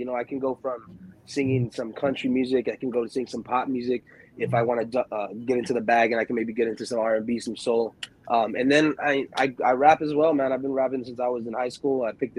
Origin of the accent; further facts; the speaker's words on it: Chelsea, Michigan, United States; also born or lived in Ypsilanti; I was born in Michigan, Ypsilanti, Michigan, small town out there.